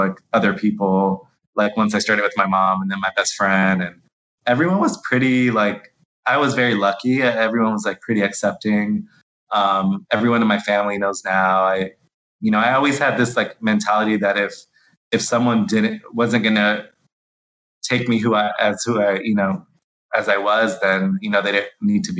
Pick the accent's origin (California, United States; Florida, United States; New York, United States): Florida, United States; Miami; I'm from Miami